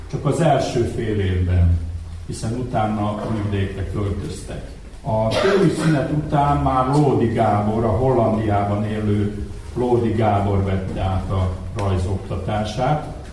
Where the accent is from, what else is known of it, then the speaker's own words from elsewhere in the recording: Vojvodina, Serbia; moved away as an adult; now in Hungary; Én Magyarországra költöztem